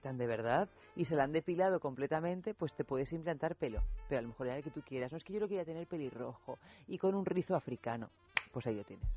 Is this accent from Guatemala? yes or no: no; Albacete, Castilla-La Mancha, Spain; somos de Albacete